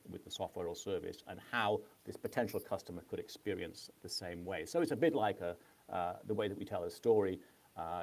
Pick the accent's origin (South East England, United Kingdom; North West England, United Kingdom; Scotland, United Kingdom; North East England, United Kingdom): North West England, United Kingdom; Manchester; moved away as an adult; also born or lived in California; I'm native Englishman and came from Manchester